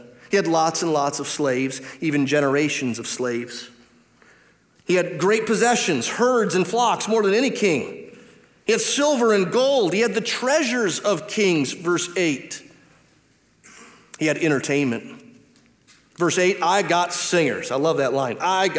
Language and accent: English; Detroit, Michigan, United States; I grew up in Detroit